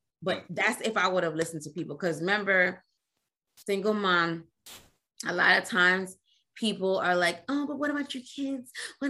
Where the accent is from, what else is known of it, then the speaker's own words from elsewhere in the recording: Trinidad & Tobago; I grew up in a West Indian home. I'm Trinidadian.